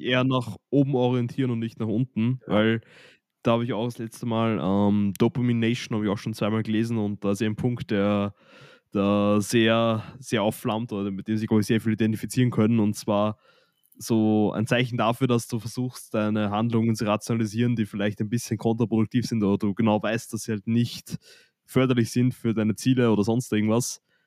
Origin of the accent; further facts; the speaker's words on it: Austria; nach der Hauptschule bei uns in Österreich, wo gerade Matura ist